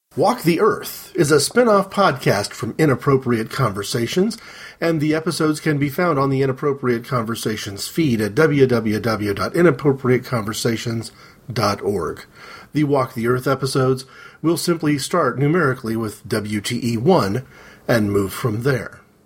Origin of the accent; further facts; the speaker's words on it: Midwest, United States; we moved to a particular side of the town that we lived in, a major, um, major midwestern city